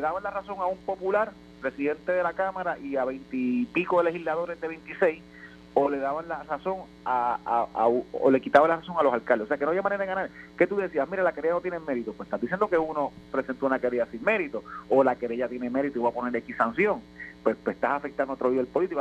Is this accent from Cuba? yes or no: no; Vega Baja, Puerto Rico; yo soy de Vega Baja